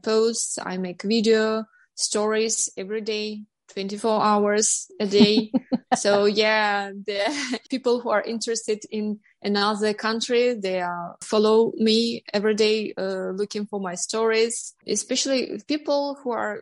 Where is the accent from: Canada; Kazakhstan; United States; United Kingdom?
Kazakhstan; Almaty; English is a second language; moved away as an adult; also born or lived in Astana; now in Northern Cyprus; I was born in Almaty and I lived in Astana.